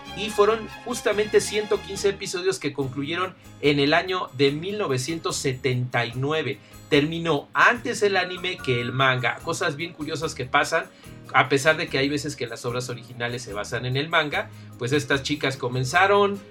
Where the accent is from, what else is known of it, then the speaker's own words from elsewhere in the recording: Mexico; En México y en Latinoamérica somos especialmente fans